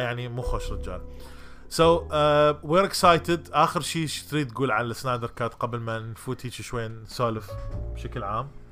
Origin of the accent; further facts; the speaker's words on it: Iraq; accent: Iraqi Arabic; also born or lived in Jordan; now in United States; لهجتي لغتي العربيه العراقيه